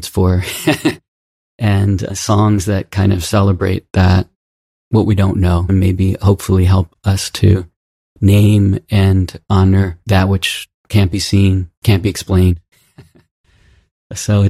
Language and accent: English; New Orleans, Louisiana, United States; for my hometown, for New Orleans, shortly after Hurricane Katrina hit us hard